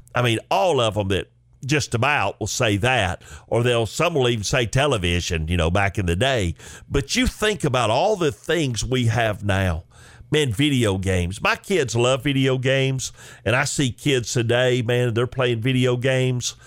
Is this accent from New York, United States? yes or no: no; Chickamauga, Georgia, United States; a young boy growing up in Chickamauga, Georgia